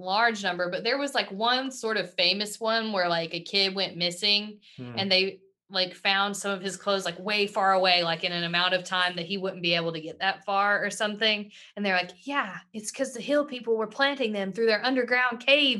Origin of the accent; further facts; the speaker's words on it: Appalachia, United States; Well, we're from Appalachia.